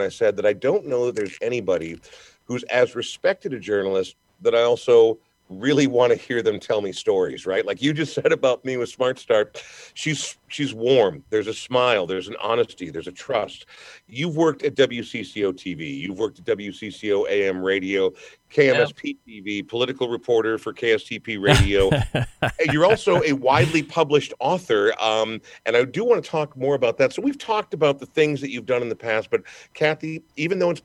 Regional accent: Minnesota, United States; I take a great deal of pride in being a Minnesotan

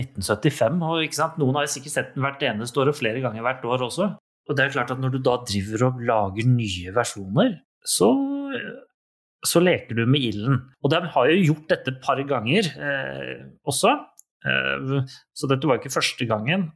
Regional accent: Norway; Vi er nordmenn.

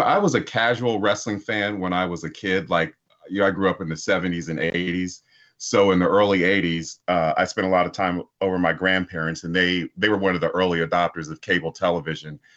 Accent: Columbus, Ohio, United States; I was born and raised in Columbus, Ohio

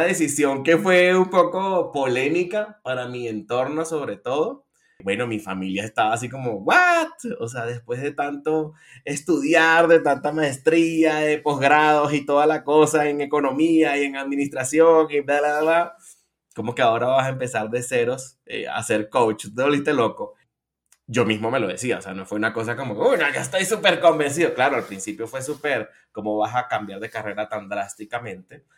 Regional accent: Venezuela; moved away as an adult; now in Colombia; soy venezolano y vivo en Colombia desde hace unos ocho añitos

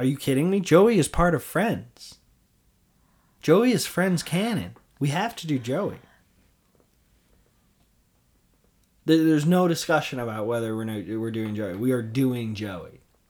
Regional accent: Chicago, Illinois, United States; Chicago, my hometown

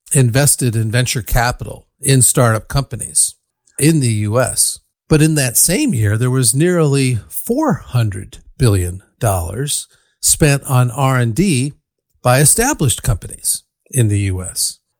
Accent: Ann Arbor, Michigan, United States; born or raised there; now in Berkeley, United States

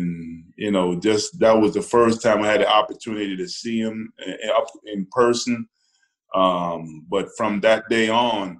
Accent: Boston, Massachusetts, United States; moved away as an adult; also born or lived in Jamaica; now in Washington, D.C., United States; I'm Jamaican and, growing up in Boston, where it's cold

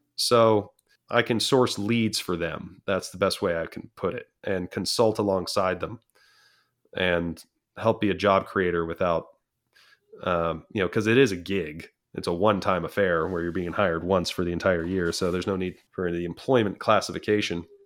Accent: San Clemente, California, United States; California is my home. I grew up in the San Clemente, class of two thousand, San Clemente Tritons

